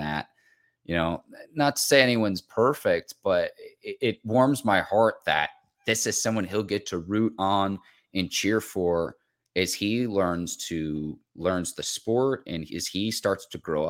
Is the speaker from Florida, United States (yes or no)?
no; Chicago suburbs, Illinois, United States; My brother and I, we had the opportunity to grow up in the Chicago suburbs.